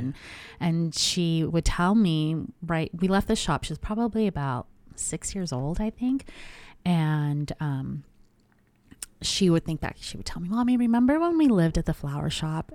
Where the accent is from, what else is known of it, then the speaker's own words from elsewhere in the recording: Anaheim, California, United States; born and raised in Anaheim